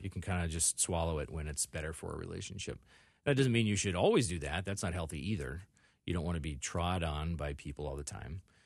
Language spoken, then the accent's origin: English; Illinois, United States; also born or lived in Indiana / Northwest Iowa; now in Minneapolis, United States; I was born in Indiana, and I lived there for about forty-eight hours, and then they sent me home to Illinois